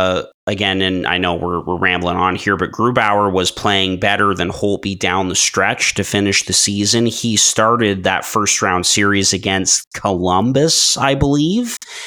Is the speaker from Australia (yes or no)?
no; Canada; We're all Canadian.